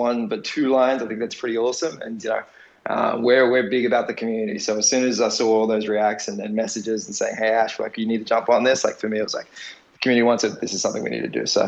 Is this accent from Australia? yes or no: yes; Australia; I'm Australian. Our background, heritage is Assyrian